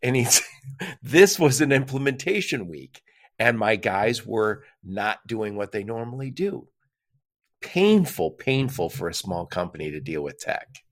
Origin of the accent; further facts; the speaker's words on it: Dearborn, Michigan, United States; I'm in the Detroit metro area, and I grew up, I grew up in Dearborn, Michigan